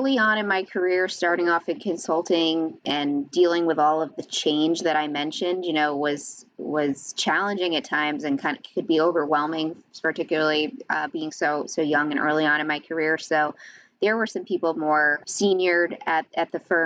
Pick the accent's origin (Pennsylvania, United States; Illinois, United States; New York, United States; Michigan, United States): New York, United States; Long Island; moved away as an adult; also born or lived in Connecticut; now in New Jersey, United States; I was born and raised on Long Island, New York